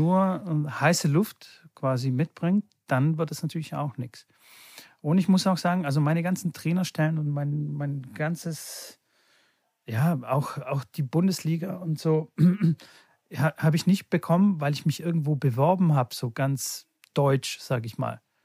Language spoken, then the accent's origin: German; Bulgaria; born or raised there; now in Germany